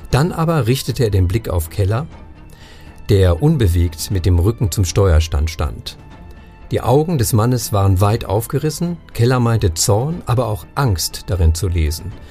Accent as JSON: {"language": "German", "region": "Northern Germany", "country": "Germany", "said": "Ich ja. bin ja ursprünglich Norddeutscher, insofern, ich habe da viel mit, mit Torf zu tun gehabt, inklusive Torfleichen"}